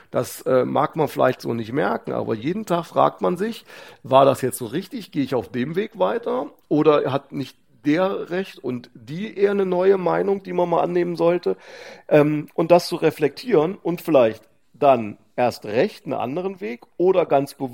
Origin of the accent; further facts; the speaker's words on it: Hofgeismar, Hesse, Germany; weil mir Hofgeismar am Herzen liegt, weil ich Hofgeismar einfach liebe, ist meine Heimat